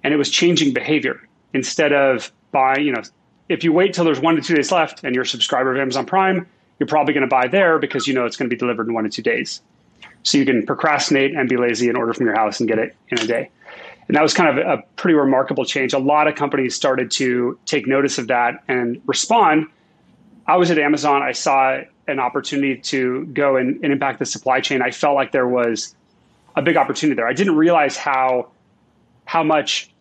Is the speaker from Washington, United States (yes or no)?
yes; Seattle, Washington, United States; moved away as an adult; I grew up in Seattle